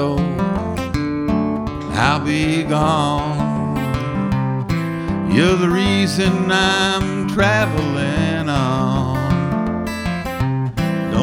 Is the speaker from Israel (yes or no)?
no; Chicago, Illinois, United States; I grew up in the south side of Chicago, originally in a neighborhood called Chatham. Then we moved to South Shore.